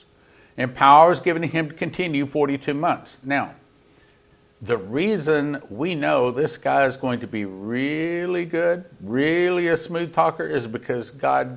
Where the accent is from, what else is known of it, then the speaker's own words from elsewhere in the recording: Texas, United States; being a Texan